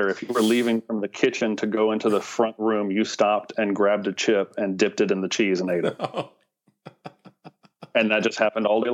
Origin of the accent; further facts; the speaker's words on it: Gallatin, Tennessee, United States; I'm a Tennessee native, grew up on a cow farm in Gallatin, Tennessee